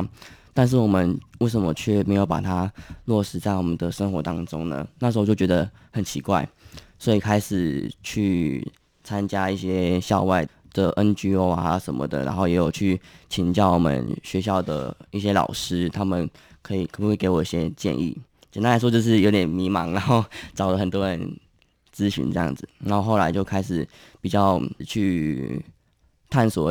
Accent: Kaohsiung, Taiwan; 我是高雄人。

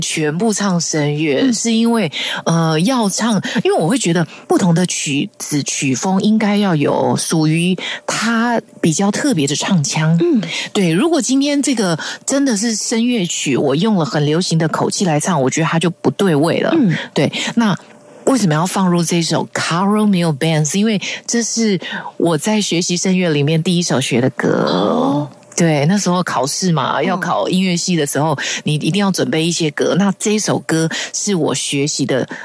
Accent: Taiwan; first language Hakka; 我们自己台湾

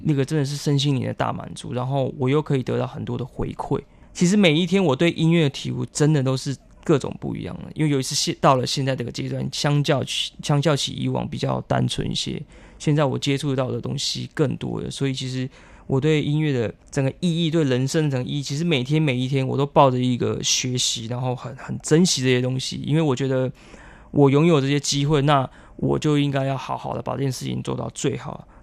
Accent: Dawu, Taitung County, Taiwan; first language Paiwan; Chinese is a second language; now in Taipei, Taiwan; 我的家乡，因为我家乡隔壁是一个叫大鸟村， 哦 因为大武很多老鹰

